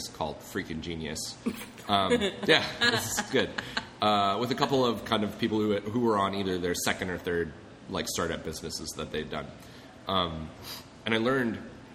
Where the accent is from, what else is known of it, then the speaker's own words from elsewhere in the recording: Golden, Colorado, United States; moved away; I'm from Colorado originally. Golden, Colorado.